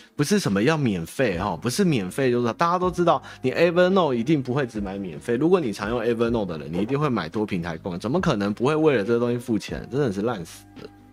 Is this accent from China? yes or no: no; Taiwan; 关我台湾人什么事嘛